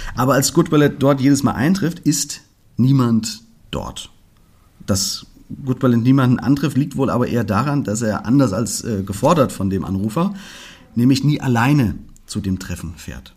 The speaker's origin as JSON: {"language": "German", "town": "Fulda", "region": "Hesse", "country": "Germany", "said": "hier bei uns in Fulga"}